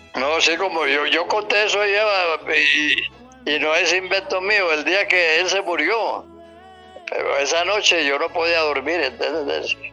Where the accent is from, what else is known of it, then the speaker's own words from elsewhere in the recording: Antioquia, Colombia; como yo nací en el campo, como muchos antioqueños